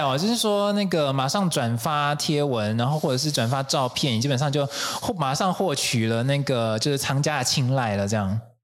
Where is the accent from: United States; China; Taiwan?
Taiwan; 身为台湾人的我们